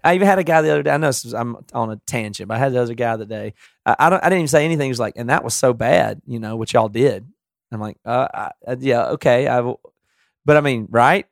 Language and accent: English; the South, United States; now in Seattle, United States; I'm from the South. I still talk this way